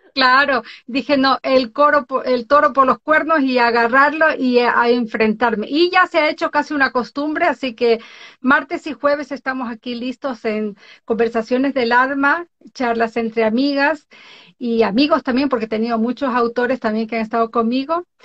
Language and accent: Spanish; born in the Galápagos Islands, Ecuador; now in Norway; soy de Ecuador, nacida en las Islas Galápagos, vivo en Noruega desde hace muchísimos años atrás